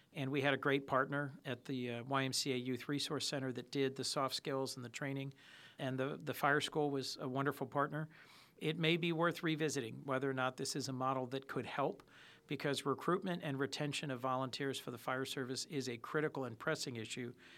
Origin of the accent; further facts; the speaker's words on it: Hockessin, Delaware, United States; I grew up in Hokessen